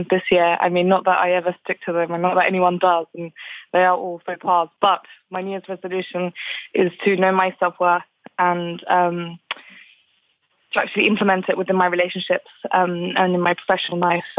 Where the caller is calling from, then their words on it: London, United Kingdom; I'm calling from London.